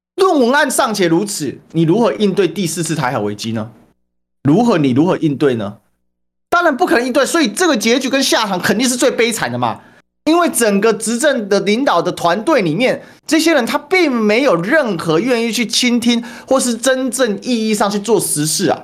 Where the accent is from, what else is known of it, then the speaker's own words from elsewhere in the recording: Taiwan; 我们台湾的